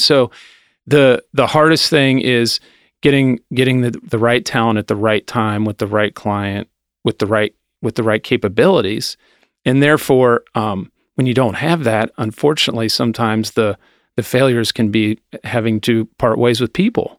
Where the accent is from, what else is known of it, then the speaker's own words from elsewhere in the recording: Anderson, United States; I grew up in Anderson, um, went to Summit